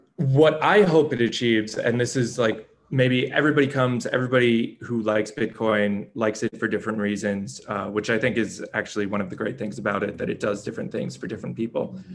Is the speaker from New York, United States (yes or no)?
yes; New York, United States; I'm from New York, I'm from the United States